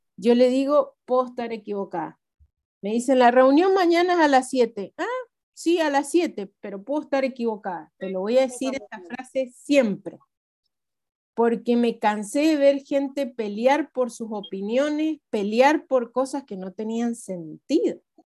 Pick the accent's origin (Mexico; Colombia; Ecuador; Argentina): Argentina; como argentinos tenemos muchas